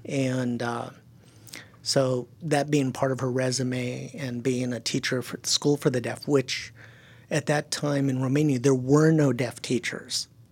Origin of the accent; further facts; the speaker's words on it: California, United States; first language German; English is a second language; also born or lived in Silicon Valley; he came back to California with his German bride. And I was born about a year later.